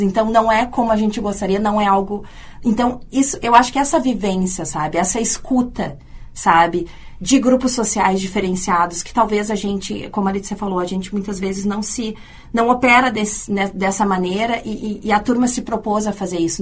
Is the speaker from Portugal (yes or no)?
no; Rio Grande do Sul, Brazil; now in Porto Alegre, Brazil; eu que venho do interior